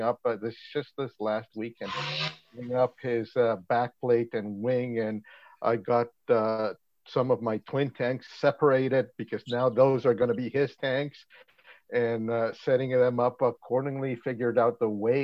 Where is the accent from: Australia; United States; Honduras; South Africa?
Honduras; moved away as an adult; now in Langley, Canada; I was born in Honduras. I came into Canada in 2003.